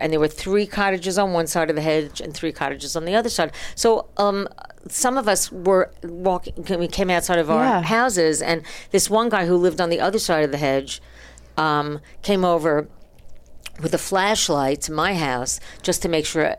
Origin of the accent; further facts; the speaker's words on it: New York, United States; now in Santa Monica, United States; I am from